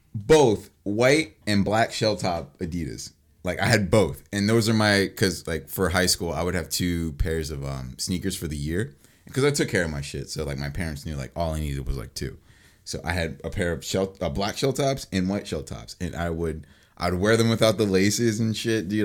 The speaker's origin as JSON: {"language": "English", "town": "Mount Laurel", "region": "New Jersey", "country": "United States", "tie": "born or raised there", "said": "I moved from Mount Holly to Mount Laurel"}